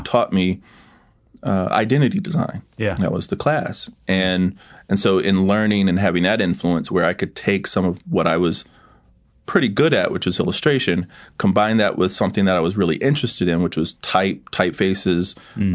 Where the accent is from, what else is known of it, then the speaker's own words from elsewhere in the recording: Yorktown, Virginia, United States; I'm a country boy from Virginia. I grew up in Hampton Roads, Virginia.